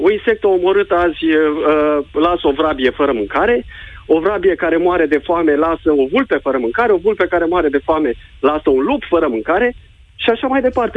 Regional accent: Constanța, Constanța County, Romania; sunt din Constanța

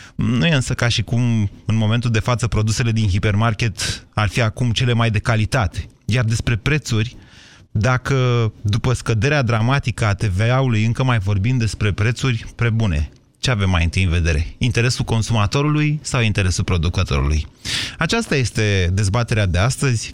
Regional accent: Oltenia, Romania; eu sunt din, nu de la Dăbuleni, dar sunt din Oltenia, în copilărie, vă rog să mă credeți că niște ani de zile am vândut lubenite în piață

